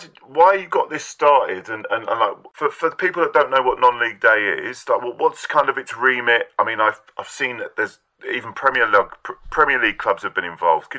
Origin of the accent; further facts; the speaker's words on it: London, United Kingdom; moved away; I'm originally from West London